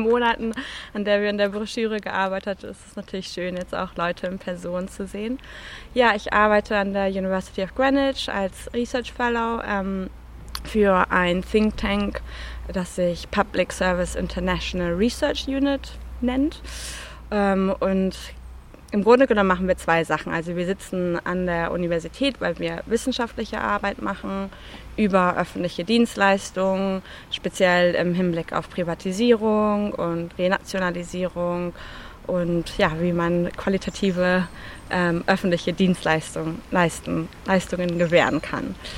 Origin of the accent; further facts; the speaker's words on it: Germany; now in London, United Kingdom; Ich bin natürlich auch Deutsche, hört man mir wahrscheinlich auch an.